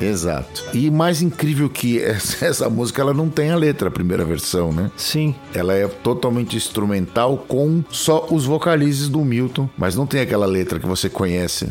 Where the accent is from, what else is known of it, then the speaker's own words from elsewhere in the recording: Brazil; a gente tem a diferença do idioma, né, com os nossos vizinhos latinos aqui